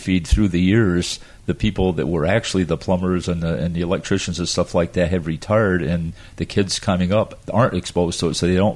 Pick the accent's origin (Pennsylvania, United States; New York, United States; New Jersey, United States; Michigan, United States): New York, United States; the Adirondacks, upstate; now in Florida, United States; I came from the Adirondacks in upstate New York, little tiny town